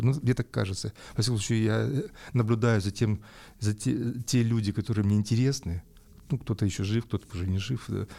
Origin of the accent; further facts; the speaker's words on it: Yekaterinburg, Sverdlovsk Oblast, Russia; moved away as an adult; also born or lived in Saint Petersburg; я сам уралец по, по всем корням